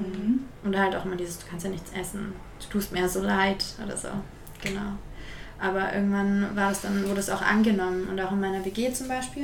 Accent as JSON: {"language": "German", "region": "Berlin", "country": "Germany", "said": "ich komme aus Berlin"}